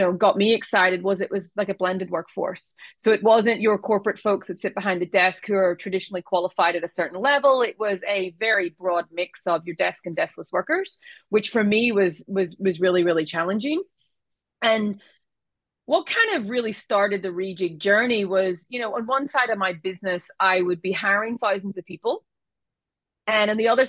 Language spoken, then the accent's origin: English; Ireland; moved away; as you can hear from my accent, I was born in Ireland. I come from a very large family